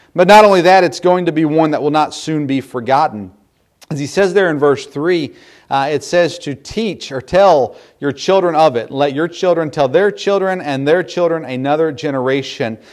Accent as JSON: {"language": "English", "country": "United States", "said": "here in America"}